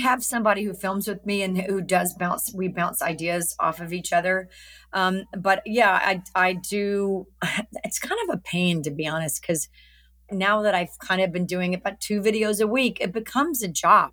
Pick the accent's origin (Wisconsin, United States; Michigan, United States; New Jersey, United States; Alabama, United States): Alabama, United States; moved away; I'm from Alabama